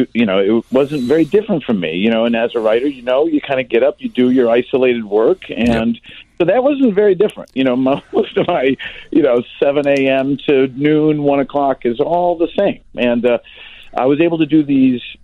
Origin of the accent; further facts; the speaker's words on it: Orland Park, Illinois, United States; I live in the house I grew up in Orland Park.